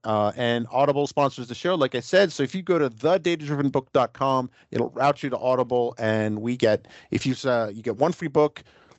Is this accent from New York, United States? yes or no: yes; New York City, New York, United States; I grew up in New York City that has its own unique flavor too